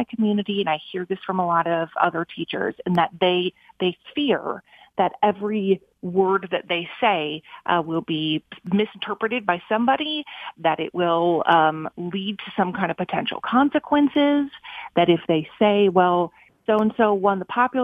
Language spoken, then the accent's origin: English; Minnesota, United States; moved away as an adult; my hometown in Minnesota